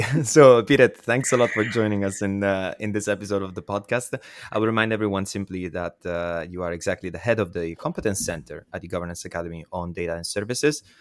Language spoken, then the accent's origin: English; Southern Italy, Italy; my hometown in South Italy